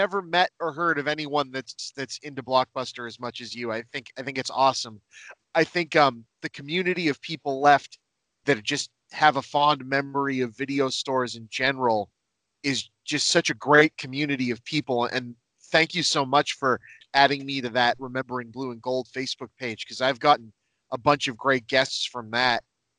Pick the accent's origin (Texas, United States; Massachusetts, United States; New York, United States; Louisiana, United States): Massachusetts, United States; Lynn; I grew up in Lynn, Massachusetts. I still live there, right on the East Coast, right north of Boston.